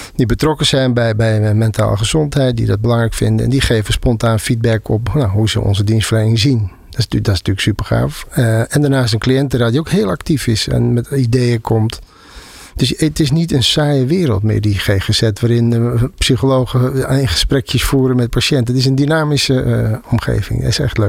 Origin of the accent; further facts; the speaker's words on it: Zeeland, Netherlands; Ik kom uit Zeeland, uh, Bijbelbelt.